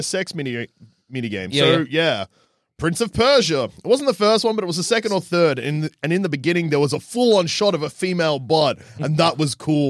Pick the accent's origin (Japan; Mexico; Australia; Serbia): Japan; I grew up in Japan where I was a horny teen.